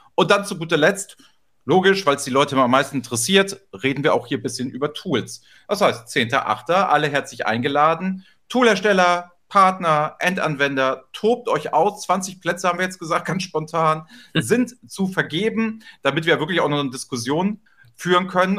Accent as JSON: {"language": "German", "region": "Hamburg", "country": "Germany", "tie": "born or raised there", "said": "Hamburg, meine Heimatstadt"}